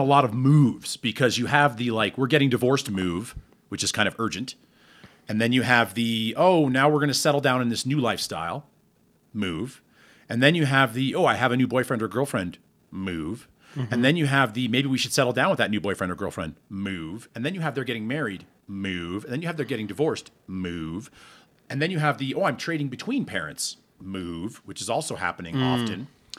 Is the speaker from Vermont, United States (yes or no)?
yes; Burlington, Vermont, United States; born there; Born in Burlington, Vermont. At the UVM Medical Center.